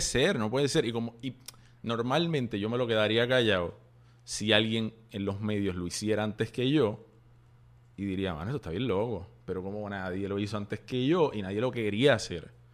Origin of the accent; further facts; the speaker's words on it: Puerto Rico; nosotros como puertorriqueños